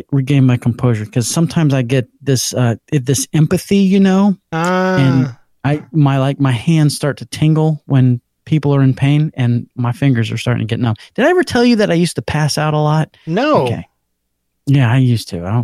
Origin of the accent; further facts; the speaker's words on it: Orlando, Florida, United States; I am from Orlando, Florida.